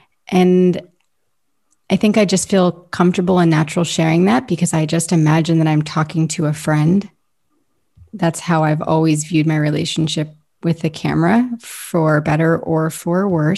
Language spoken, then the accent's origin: English; New York City, New York, United States; also born or lived in Ohio, United States / Tennessee, United States / Florida, United States; I was born in New York City. I grew up partially in New York, partially in Ohio, moved to Tennessee, moved to Florida, moved back to Ohio, moved back to Florida.